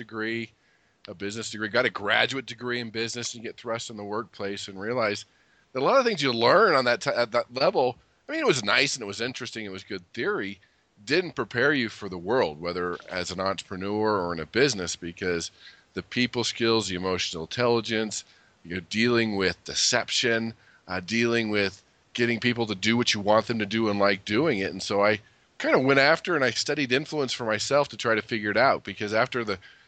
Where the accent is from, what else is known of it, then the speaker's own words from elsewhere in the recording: California, United States; I grew up in California, so that was always nice